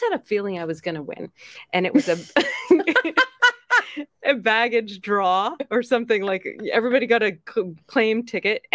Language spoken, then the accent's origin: English; Saskatchewan, Canada; moved away as an adult; also born or lived in Osaka, Japan / Kobe, Japan; now in United States; I'm Canadian and I grew up in Saskatchewan.